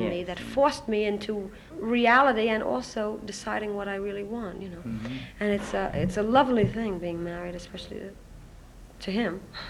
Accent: Brooklyn, New York, United States

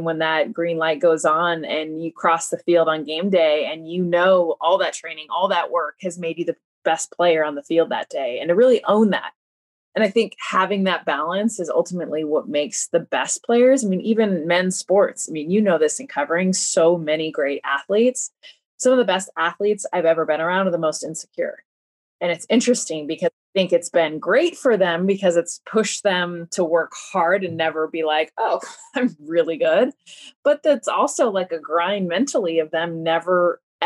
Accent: United States; being Mexican American

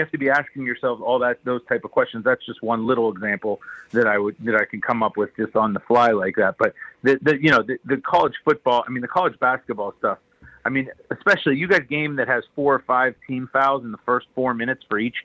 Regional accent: Pittsburgh, Pennsylvania, United States; my hometown Pitt Panthers

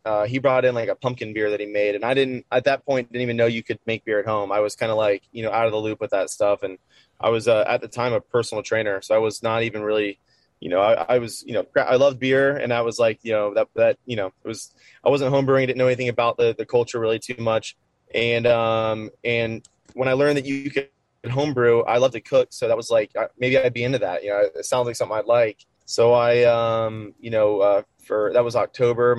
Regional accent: Port Charlotte, Florida, United States; also born or lived in Tampa, Florida; now in Fort Myers, United States; So I grew up in Port Charlotte, so just a little bit north of where I'm at now.

